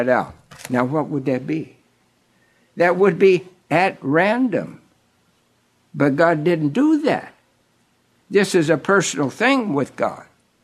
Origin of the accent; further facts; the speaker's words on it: Kansas, United States; a little country boy growing up in Kansas on the flatlands